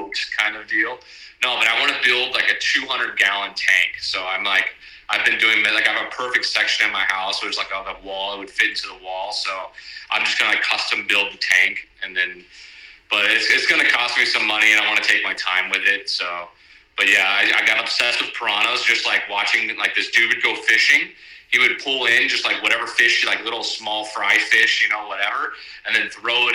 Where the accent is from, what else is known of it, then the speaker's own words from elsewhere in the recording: Homestead, Florida, United States; now in San Diego, United States; I grew up in the dirty South, like Miami, even further south than that. Not as far as the Keys, but Homestead